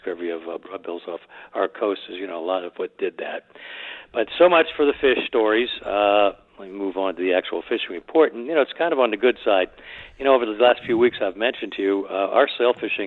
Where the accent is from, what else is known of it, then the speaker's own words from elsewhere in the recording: South Florida, United States; growing up in South Florida as a young man